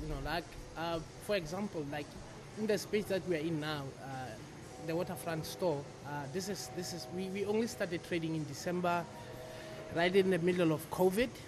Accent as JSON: {"language": "English", "region": "Free State", "country": "South Africa", "moved": "yes", "lives_now": "Cape Town, South Africa", "said": "I'm based in Cape Town, original from Central South Africa. I'm from the Free State."}